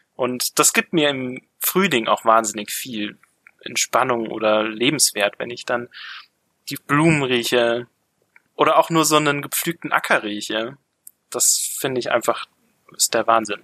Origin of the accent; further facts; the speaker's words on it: Grünwald, Bavaria, Germany; ich komme aus dem Süden von München, ich komme aus Grünwald